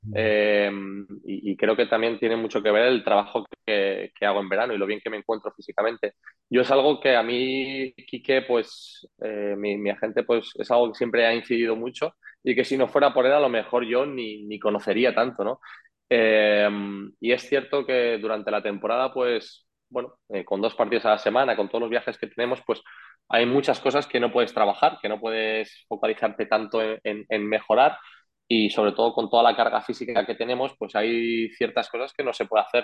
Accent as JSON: {"language": "Spanish", "town": "Madrid", "region": "Community of Madrid", "country": "Spain", "also_born_or_lived": "Andorra", "moved": "as an adult", "lives_now": "Tenerife, Spain", "said": "yo estaba en estudiantes en Madrid, en mi casa, con mis amigos"}